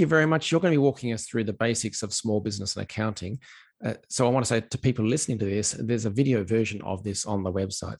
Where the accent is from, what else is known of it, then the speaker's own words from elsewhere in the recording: Australia; as an Aussie